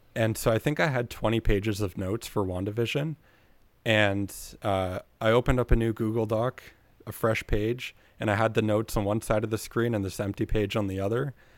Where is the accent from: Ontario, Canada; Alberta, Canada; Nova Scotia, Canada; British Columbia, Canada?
Ontario, Canada; Kingston; also born or lived in Ottawa; I'm from Kingston